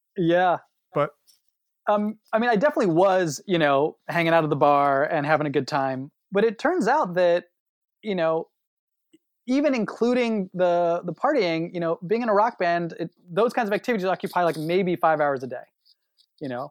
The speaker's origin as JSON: {"language": "English", "town": "Los Angeles", "region": "California", "country": "United States", "tie": "born or raised there", "moved": "as an adult", "lives_now": "Princeton, United States", "said": "I am born and raised in Los Angeles"}